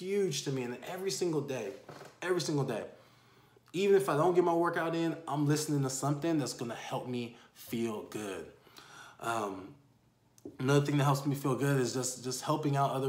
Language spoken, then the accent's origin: English; San Diego, California, United States; also born or lived in Houston, Texas / Panama; Born and raised in San Diego